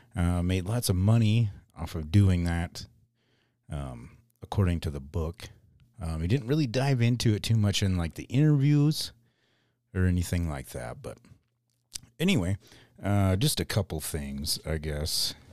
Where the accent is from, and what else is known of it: Mitchell, South Dakota, United States; born or raised there